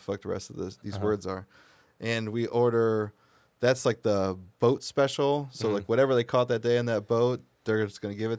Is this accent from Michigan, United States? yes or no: yes; Redford Township, Michigan, United States; I'm like, oh, I'm from Detroit. And he's like, yeah, but where are you from? And I was like, Redford Township.